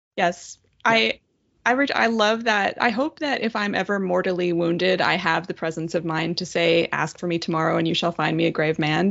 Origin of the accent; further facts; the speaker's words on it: Ottawa, Ontario, Canada; my hometown girl